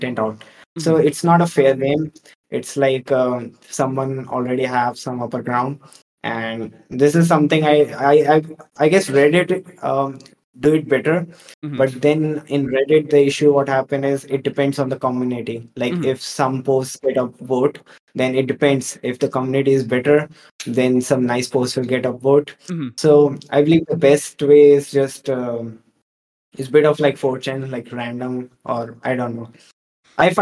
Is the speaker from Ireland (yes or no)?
no; India; I'm from India